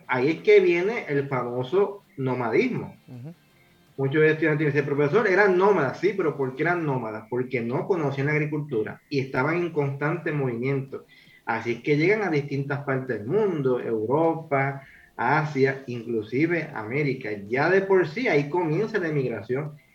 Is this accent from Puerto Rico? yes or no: yes; Puerto Rico